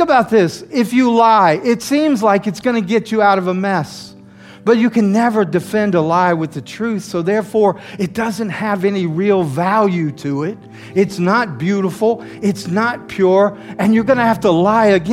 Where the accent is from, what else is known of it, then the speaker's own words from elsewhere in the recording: the South, United States; moved away as an adult; now in New York, United States; Growing up in the South